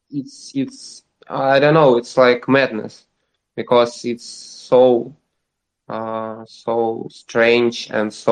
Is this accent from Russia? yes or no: yes; Russia; I was born in Russia